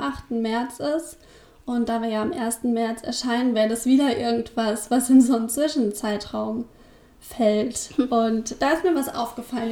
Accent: Rhine-Main area, Hesse, Germany; now in Braunschweig, Germany; das ist äh, so die Frankfurt-Hanau-Ecke

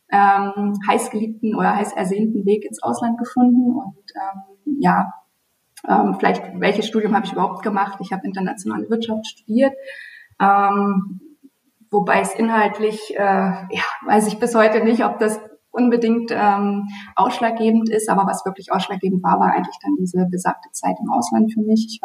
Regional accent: Bautzen, Saxony, Germany; Also woher komme ich? Ich fange mal geografisch an. Ich komme ähm, aus Bautzen.

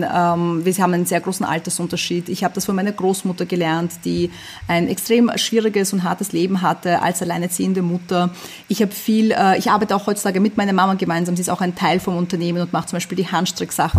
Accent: Vienna, Austria; German is a second language; also born or lived in USSR; ich bin in der UdSSR geboren, ich bin ähm, nach Wien gezogen, als ich sechs Jahre alt war, ich konnte kein Deutsch

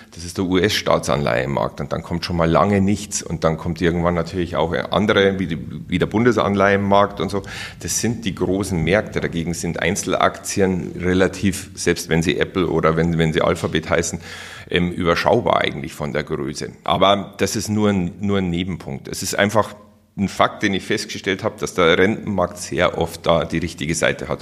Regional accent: Germany; Bei uns in Deutschland

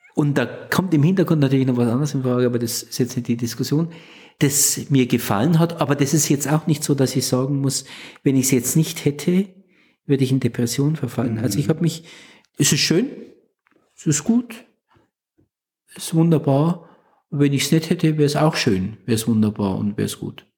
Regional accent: village northeast of Nuremberg, Franconia, Bavaria, Germany; now in Plankstetten, Germany; ich komme aus dem Nordosten Nürnbergs, also am Rand der fränkischen Schweiz das Nürnberger Becken endet und dann beginnt die Fränkische Schweiz. Das ist so mhm. dieses Übergangsgebiet. Und da gibt es in dem Dorf, in dem ich groß geworden bin

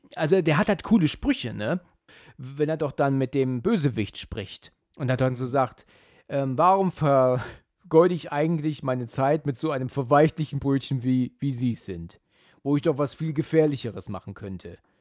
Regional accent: Germany; als Deutsche

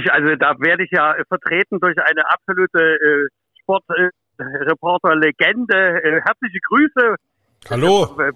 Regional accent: Saxony, Germany; Also ich als Sachse fühle mich da sehr, sehr gut aufgehoben. Ein bisschen habe ich ja doch Sehnsucht nach Leipzig und so

